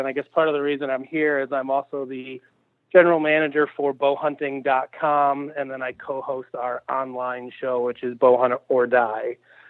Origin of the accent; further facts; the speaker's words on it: Illinois, United States; I am from Illinois, born and raised, unfortunately, in the outskirts of the Chicago suburbs, so we're often considered the enemy amongst the rest of the Illinois residents. But, yeah, from the Chicagoland area, born and raised